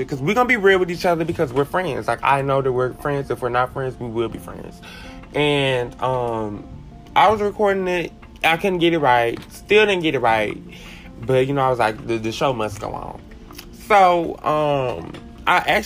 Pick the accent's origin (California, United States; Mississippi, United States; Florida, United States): Mississippi, United States; Columbia; also born or lived in Hattiesburg, Mississippi / Prentiss, Mississippi / Bassfield, Mississippi; I actually grew up in Columbia, Mississippi, in a small community named Blue Springs